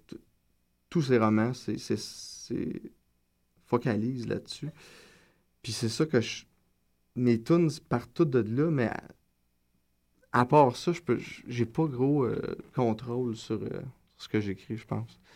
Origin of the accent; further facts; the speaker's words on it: Gatineau, Quebec, Canada; also born or lived in Maniwaki, Quebec; now in Montreal, Canada; Je viens de Gatineau, je suis né à Maniwaki, je le dis toujours par fierté, mais j'ai pas du tout vécu là-bas. Euh, fait que c'est ça, je viens de Gatineau, euh, Feu Hall